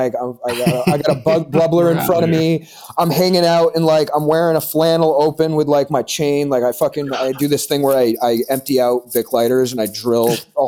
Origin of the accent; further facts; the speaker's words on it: Vermont, United States; now in Manchester, New Hampshire, United States; I'm from Vermont. I was born in Vermont.